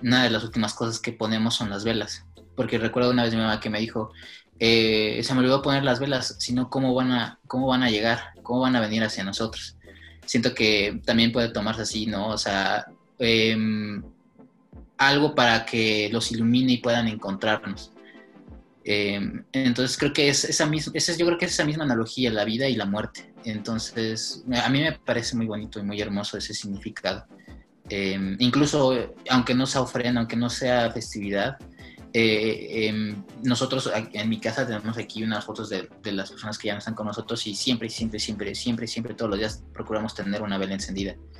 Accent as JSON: {"language": "Spanish", "country": "Mexico"}